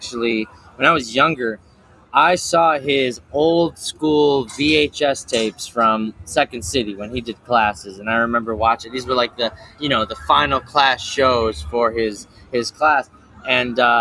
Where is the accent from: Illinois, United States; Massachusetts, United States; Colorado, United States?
Illinois, United States; Chicago; I'm from Chicago